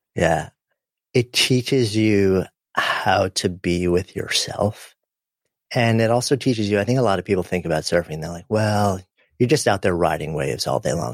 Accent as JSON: {"language": "English", "region": "New York", "country": "United States", "tie": "born or raised there", "said": "I grew up just outside of New York City"}